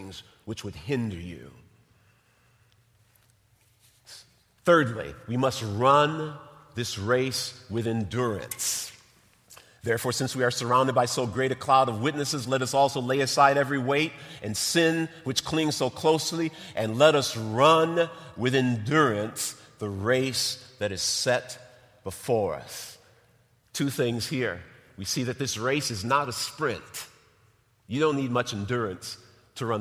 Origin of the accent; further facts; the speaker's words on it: North Chicago, Illinois, United States; I grew up in North Chicago, grew up in Lake County